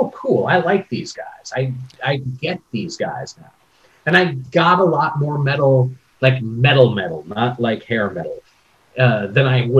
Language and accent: English; Minneapolis, Minnesota, United States; I grew up in suburban Minneapolis